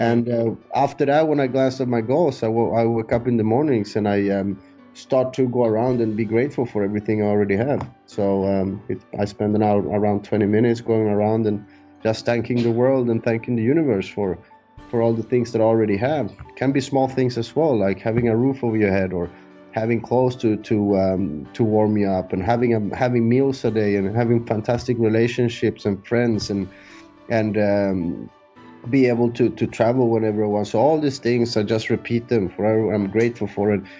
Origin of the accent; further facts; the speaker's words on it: Sweden; moved away as an adult; also born or lived in San Andrés, Colombia; now in Thailand; I moved to Sweden when I was three years old